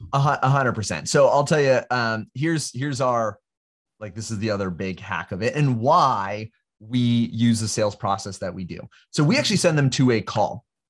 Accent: California, United States; I'm from California. I grew up in, and, uh, in California

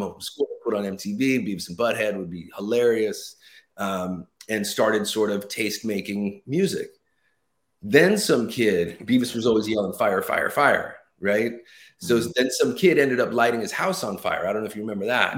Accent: Los Angeles, California, United States; moved away as an adult; now in New Jersey, United States; born and raised in Los Angeles

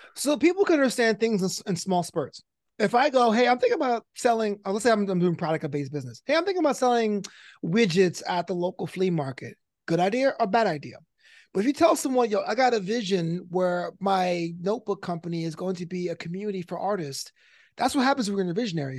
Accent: New York City, New York, United States; now in Los Angeles, United States; a comedy special in the Kings Theater in Brooklyn, back in my hometown.

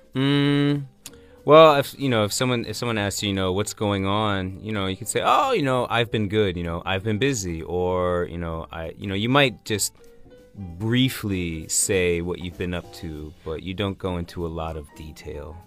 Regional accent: Washington, District of Columbia, United States; my hometown DC

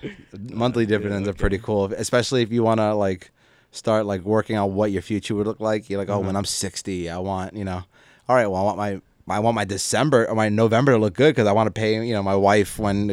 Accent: New Jersey, United States; born there; I was born in Jersey. That's it. We rep for our area.

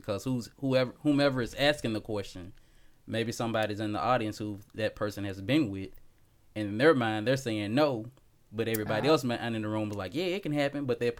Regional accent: Memphis, Tennessee, United States; now in Nashville, United States; So I'm originally from Memphis, Tennessee. I've been in Nashville for what, going on 20 years. Married with two kids and a wife.

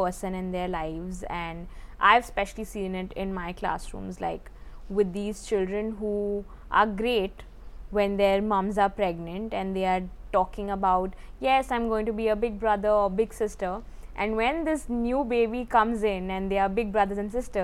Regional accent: India; growing up in the Indian context

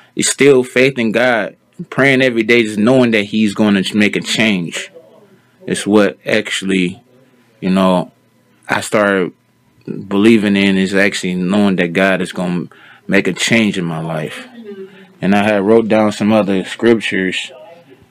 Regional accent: Cleveland, Ohio, United States; now in Stark County, United States; I'm from Cleveland, Ohio. Me and my family moved down here years ago

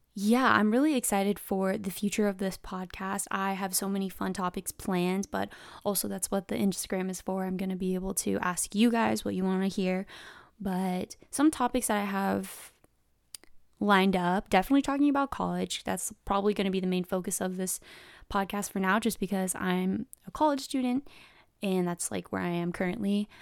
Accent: San Diego, California, United States; also born or lived in Riverside, California; I live in San Diego, California, SoCal, born and raised

